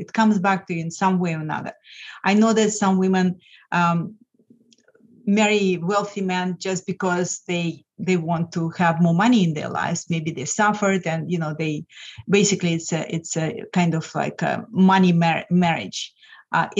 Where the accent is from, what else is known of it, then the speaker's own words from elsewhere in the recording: Lithuania; English is a second language; moved away as an adult; now in United States; I'm originally from Lithuania